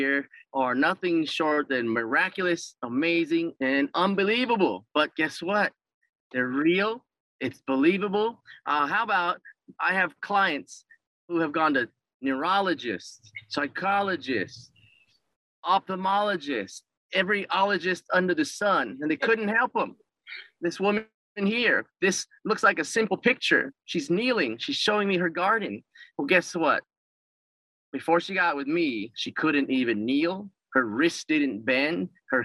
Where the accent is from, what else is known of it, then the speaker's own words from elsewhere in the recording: Mililani, Hawaii, United States; in my hometown in Mililani